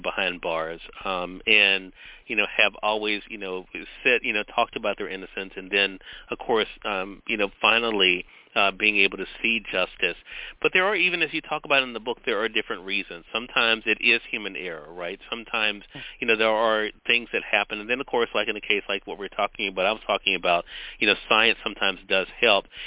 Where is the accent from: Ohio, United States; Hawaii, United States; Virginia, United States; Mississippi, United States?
Mississippi, United States; Here in my home state of Mississippi